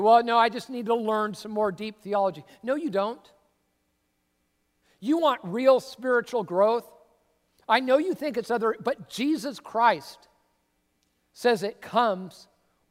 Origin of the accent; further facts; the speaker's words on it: Tacoma, Washington, United States; moved away as an adult; also born or lived in California / Arizona; I grew up in the Northwest Cultural Center of the Universe, Tacoma, Washington